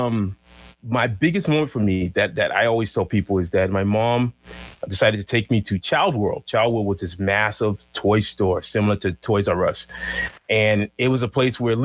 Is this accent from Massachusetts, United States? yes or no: yes; Boston, Massachusetts, United States; I grew up in Boston in a place called Jamaica Plain